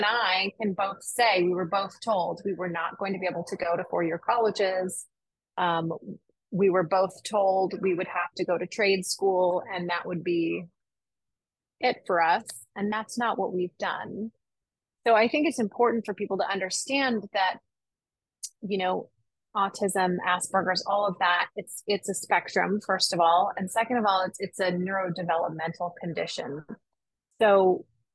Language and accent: English; Los Angeles, California, United States; now in Orange County, United States; I grew up in Southern California. I'm born and raised. I was born in Los Angeles and spent the first half of my life there and then moved to Orange County where I live